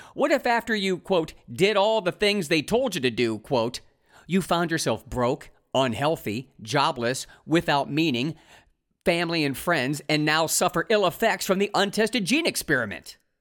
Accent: Ohio, United States; moved away as an adult; a cross-country move back to my home state of Ohio

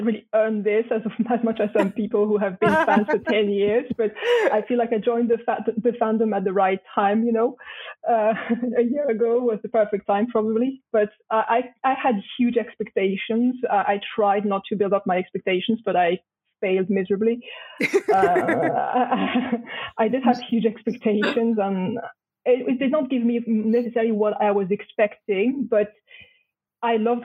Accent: France; English is a second language; also born or lived in Nantes, France; I'm French and I live in Nantes in France.

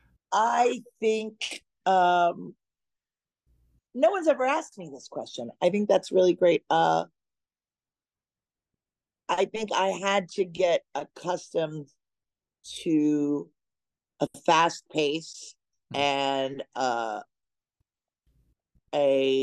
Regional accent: Arkansas, United States; moved away as an adult; now in New York, United States; I grew up in the South

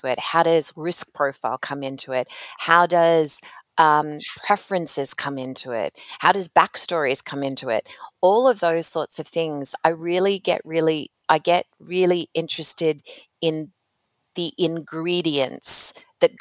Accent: Australia; moved away as an adult; also born or lived in North America; I grew up in another country. So most of my impactful working career has been in North America, but I'm originally from Australia

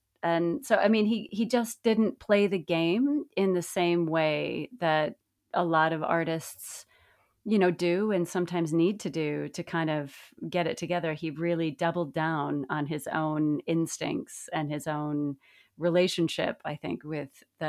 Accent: Midwest, United States; I'm from the Midwest

